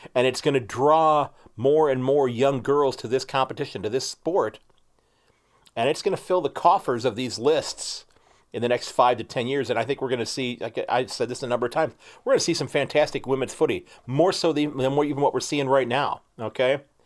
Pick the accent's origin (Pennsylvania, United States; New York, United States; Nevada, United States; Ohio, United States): Ohio, United States; We're both from Ohio